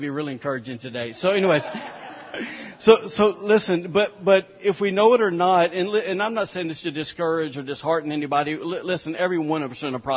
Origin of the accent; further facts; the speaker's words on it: Alabama, United States; I'm from Alabama